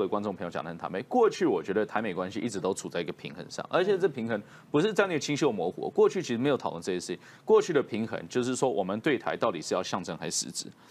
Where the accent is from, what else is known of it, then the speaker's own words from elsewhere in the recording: Taiwan; 我们台湾人